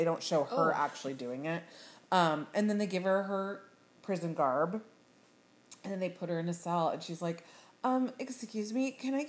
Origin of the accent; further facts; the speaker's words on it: Sacramento, California, United States; I am from Sacramento.